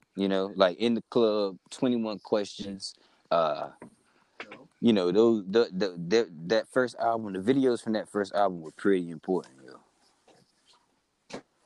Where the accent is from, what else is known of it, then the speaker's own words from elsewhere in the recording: North Carolina, United States; we're from North Carolina and we didn't experience video music box